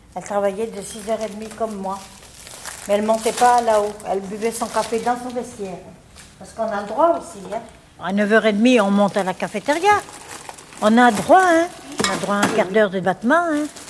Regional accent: Vichy, Auvergne-Rhône-Alpes, France; Je suis née à Vichy. À Vichy. L'hôpital de Vichy. Après, j'ai grandi à Vichy

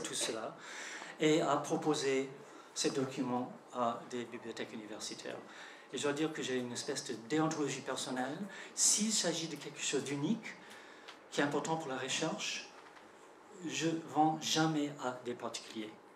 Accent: United States; French is a second language; now in San Francisco, United States; en tant qu'Américain, j'ai un peu le privilège de faire euh, la diplomatie navette en France

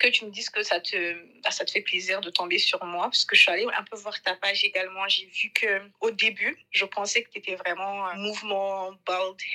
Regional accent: Mali; moved away as an adult; now in Canada; je suis 100% malienne. Je suis née, j'ai grandi au Mali. J'ai après mon bac, je suis venue au Canada pour étudier

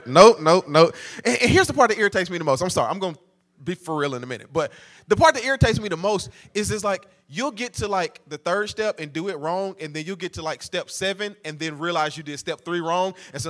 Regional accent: Nashville, Tennessee, United States; I'm your cousin from Nashville. And so I'm officially a part of the family.

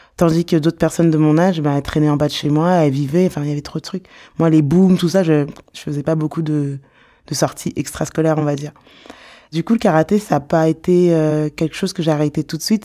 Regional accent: Sarcelles, Île-de-France, France; Je suis née à Sarcelles

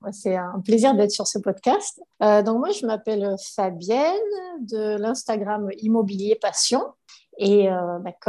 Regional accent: Var, Provence-Alpes-Côte d'Azur, France; du Var

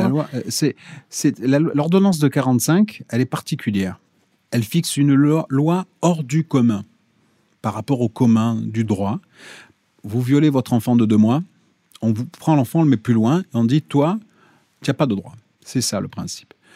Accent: Corsica, France; Chez moi en Corse

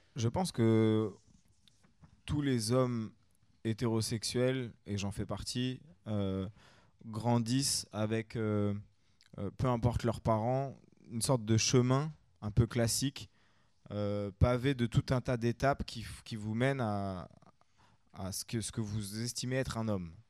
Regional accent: France; chez nous en France

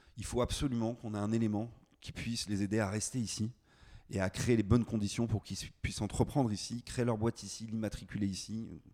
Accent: Landerneau, Brittany, France; also born or lived in Paris; now in Brest, France; Je suis né à Landerneau, juste à côté de Brest.

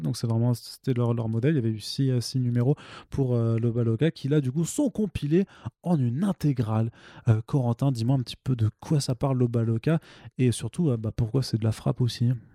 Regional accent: Alsace, Grand Est, France; je suis alsacien

